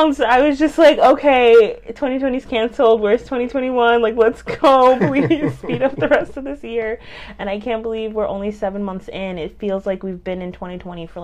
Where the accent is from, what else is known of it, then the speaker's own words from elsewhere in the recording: upstate New York, United States; also born or lived in Brooklyn, New York / Harlem, New York; my parents dragged all of us upstate, which is where I lived for a while, rest of my teenage years